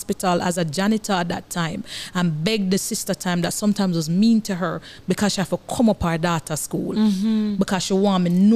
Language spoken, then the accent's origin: English; Kingston, Kingston Parish, Jamaica; I grew up in Arnett Gardens